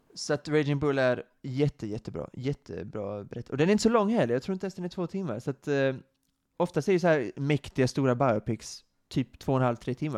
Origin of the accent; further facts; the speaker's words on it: Sweden; vårt land